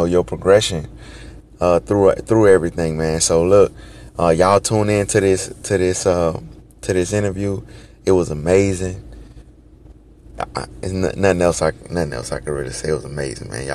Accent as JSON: {"language": "English", "town": "Baton Rouge", "region": "Louisiana", "country": "United States", "said": "I'm originally from Baton Rouge"}